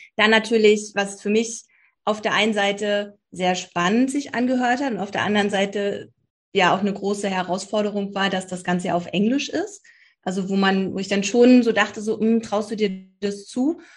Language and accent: German; Berlin, Germany; Bin äh, auch gebürtige Berlinerin